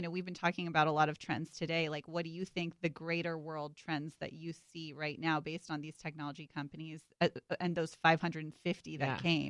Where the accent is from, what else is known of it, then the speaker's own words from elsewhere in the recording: Silicon Valley, California, United States; I grew up in Silicon Valley